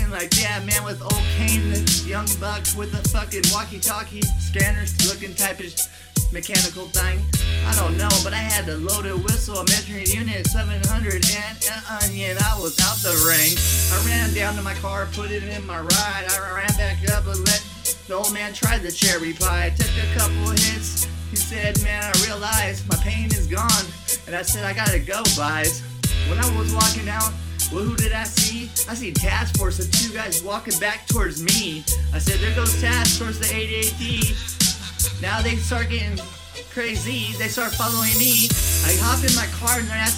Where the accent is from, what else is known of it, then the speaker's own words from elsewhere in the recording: Hayward, California, United States; I come from Hayward, California